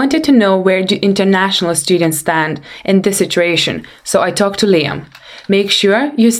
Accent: Lithuania; now in United Kingdom; I came from Lithuania

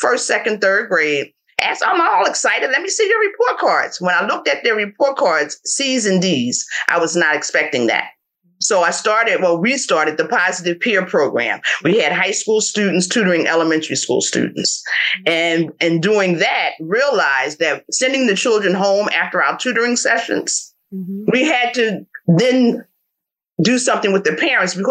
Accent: Philadelphia, Pennsylvania, United States; born and raised in North Philly, returned after college the first time

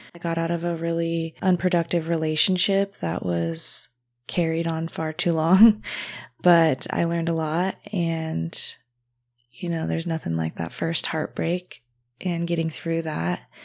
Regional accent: Hailey, Idaho, United States; about an hour to two hours away from Sun Valley, Haley area, which is where I was raised

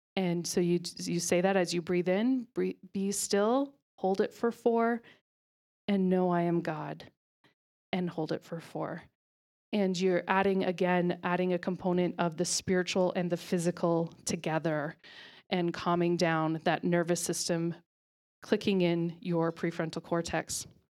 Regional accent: Ontario, Canada; moved away as an adult; also born or lived in Alberta; now in Calgary, Canada; I am from Ontario. was actually born in Alberta, but then moved to Ontario as a small child and lived there until a year and a half ago.

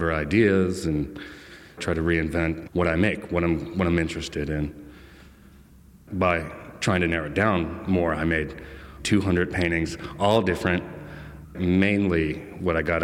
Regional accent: Virginia, United States; Growing up in Virginia

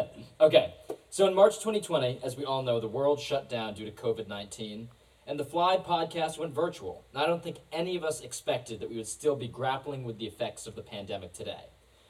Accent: Seattle, Washington, United States; now in Washington, D.C., United States; my hometown of Seattle

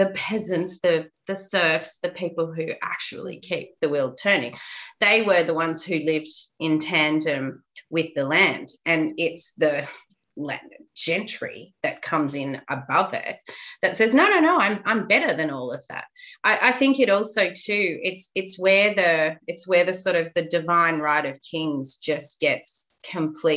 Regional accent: Australia; I went through school at a time where we were taught next to nothing about the truth of what happened to our Indigenous Aboriginal population

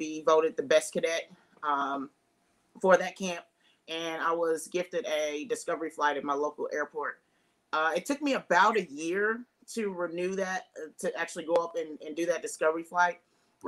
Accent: Jeffersonville, Indiana, United States; I grew up in the Midwest, Jeffersonville, Indiana.

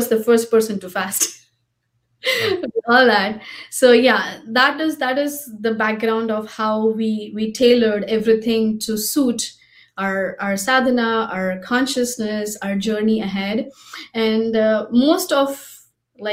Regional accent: Mumbai, Maharashtra, India; I'm from Mumbai and I grew up, my father was a life member

